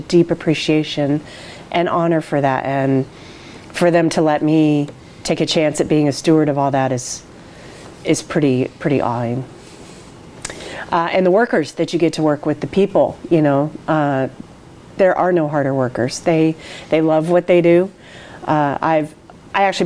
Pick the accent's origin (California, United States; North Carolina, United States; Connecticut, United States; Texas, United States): California, United States; the Bay Area; moved away as an adult; also born or lived in Napa, California; now in Oregon, United States; I grew up in the Bay Area and went to high school in Napa